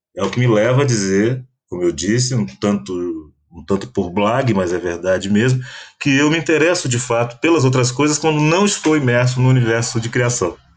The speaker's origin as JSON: {"language": "Portuguese", "country": "Brazil", "said": "eu posso me colocar como brasileiro negro"}